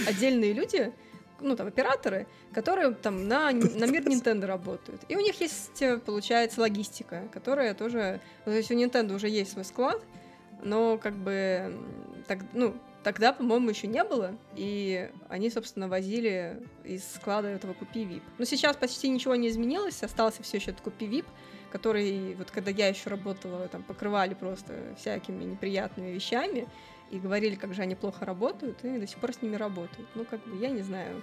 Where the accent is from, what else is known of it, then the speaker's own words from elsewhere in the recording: Saint Petersburg, Russia; moved away as an adult; also born or lived in Moscow; А я из Питера, я всегда в Питере жила